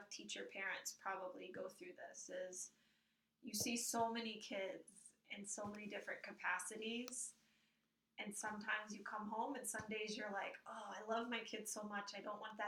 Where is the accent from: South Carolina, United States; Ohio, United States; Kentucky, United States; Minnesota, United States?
Kentucky, United States; now in New Jersey, United States; I grew up in the South in Kentucky, where there was a certain structure